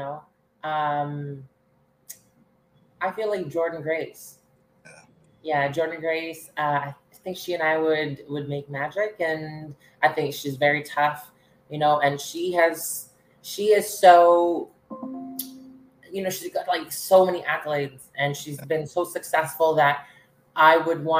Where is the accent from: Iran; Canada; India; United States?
Canada; I'm the only Canadian knockout